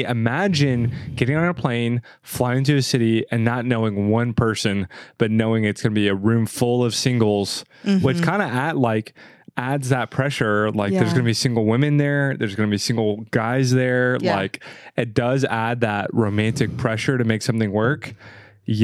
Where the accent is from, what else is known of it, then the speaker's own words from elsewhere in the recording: Franklin, Tennessee, United States; I'm from Franklin.